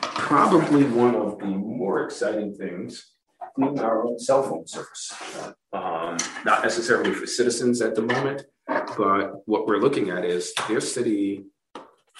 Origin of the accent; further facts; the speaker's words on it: New York City, New York, United States; also born or lived in East Lansing, Michigan; now in Tucson, United States; growing up in Brooklyn